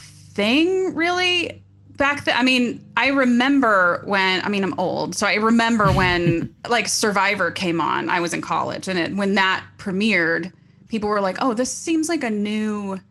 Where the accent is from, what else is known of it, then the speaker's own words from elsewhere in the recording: Bristol, Tennessee, United States; moved away as an adult; also born or lived in Orange County, California; now in Los Angeles, United States; I'm from Tennessee. I'm from a teeny tiny little town called Bristol, Tennessee.